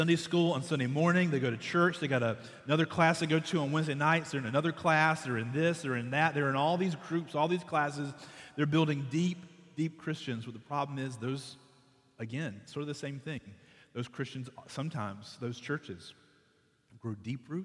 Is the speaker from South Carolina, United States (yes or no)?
yes; Conway, South Carolina, United States; I'm from Conway